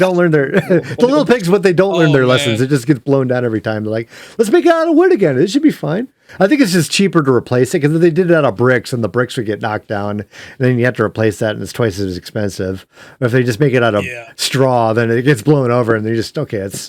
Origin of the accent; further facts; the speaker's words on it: Ohio, United States; I grew up in Ohio. I lived like 50 miles from a nuclear power plant, and we had tornadoes